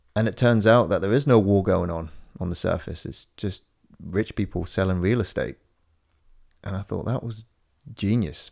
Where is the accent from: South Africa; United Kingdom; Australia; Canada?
United Kingdom; Corby, East Midlands; moved away; the first time I ever drove to my hometown. It's only 190 miles away